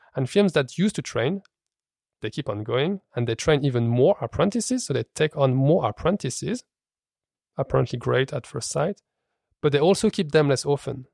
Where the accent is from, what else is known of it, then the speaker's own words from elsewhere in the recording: France; moved away as an adult; now in Copenhagen, Denmark; I grew up in France